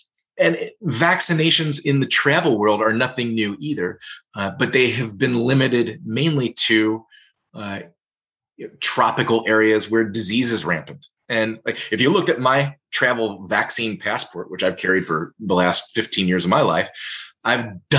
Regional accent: Cincinnati, Ohio, United States; moved away; I come from Cincinnati, so I go to Southern Ohio on a fairly frequent basis to visit family.

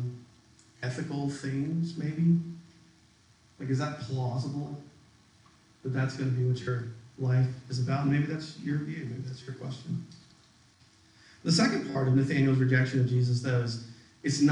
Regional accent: Tuscaloosa, Alabama, United States; I'm from Tuscaloosa, Alabama

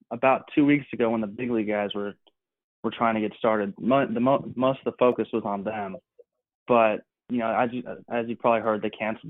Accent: California, United States; moved away; also born or lived in North Carolina; I'm from California, and so, you know, growing up, baseball was always within my family

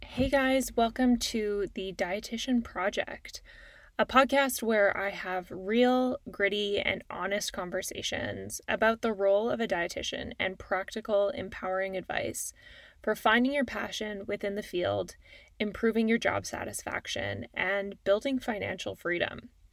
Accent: Calgary, Alberta, Canada; now in Toronto, Canada; I'm a Canadian. Uh, I grew up in Calgary, Alberta, and now I live in Toronto.

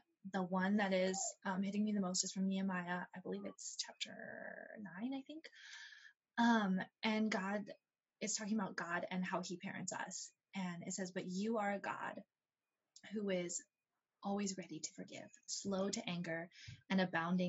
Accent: Ohio, United States; now in Texas, United States; I grew up in Ohio, actually. So far from here.

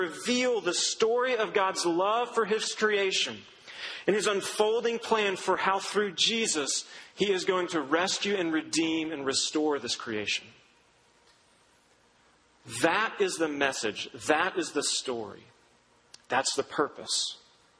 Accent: Duncan, Oklahoma, United States; I grew up in Duncan, Oklahoma, which is a nothing of a town in southern Oklahoma

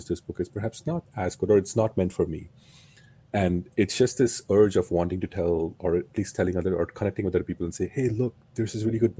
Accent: India; moved away as an adult; now in United States; I was growing up in India

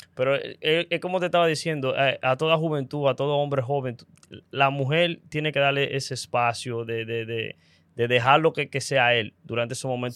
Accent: Dominican Republic; como dominicano

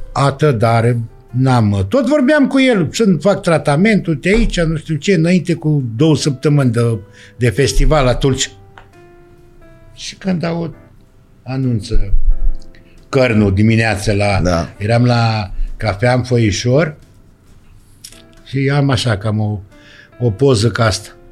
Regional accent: Danube Delta, Romania; moved away; casa care s-a făcut la noi, uh, casa s-a făcut la mine, la părinți.

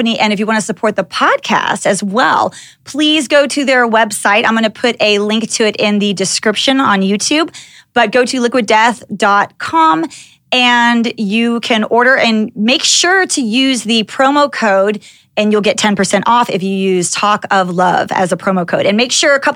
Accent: Dallas, Texas, United States; being a little white girl growing up in Dallas, Texas

